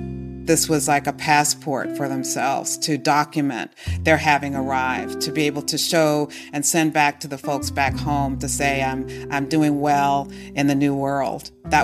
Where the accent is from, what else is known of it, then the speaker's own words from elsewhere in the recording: Washington, District of Columbia, United States; growing up in Washington, D.C., surrounded by people whose parents or grandparents had all come up from the South